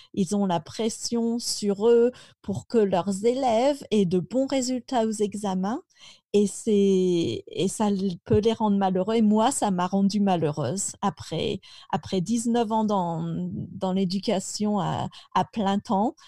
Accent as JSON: {"language": "French", "area": "Picardy", "region": "Hauts-de-France", "country": "France", "tie": "born or raised there", "said": "Je suis très contente d'avoir grandi là-bas"}